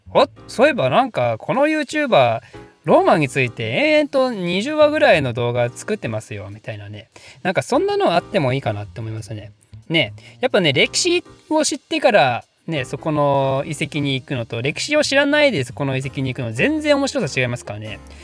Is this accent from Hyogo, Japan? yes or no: no; Ryugasaki, Ibaraki, Japan; 龍ヶ崎市出身